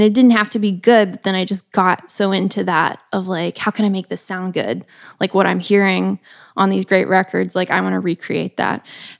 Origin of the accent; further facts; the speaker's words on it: Columbia, Missouri, United States; now in Los Angeles, United States; I'm from Columbia, Missouri. Live in LA for the past 3 years